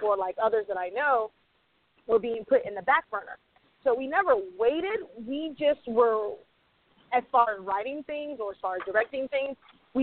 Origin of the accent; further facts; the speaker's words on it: the South, United States; also born or lived in New York; now in Los Angeles, United States; I grew up in the South